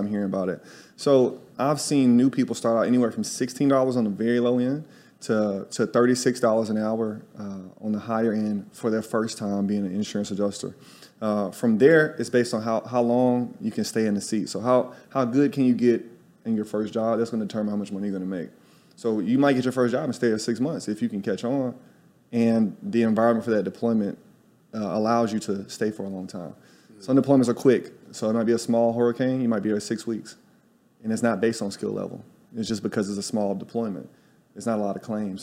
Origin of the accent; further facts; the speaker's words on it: Tuscaloosa, Alabama, United States; moved away as an adult; also born or lived in New York City; now in Salvador, Brazil; I'm from Tuscaloosa, Alabama.